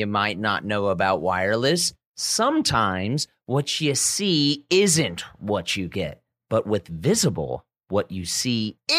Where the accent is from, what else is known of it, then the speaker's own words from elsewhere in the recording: the Bay Area, California, United States; I'm from the Bay.